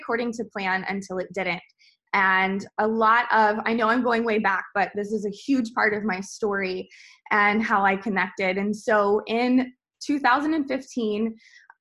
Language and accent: English; the South, United States; also born or lived in Atlanta; I'm from the South, so if I ate vegetables, they were thoroughly fried and salted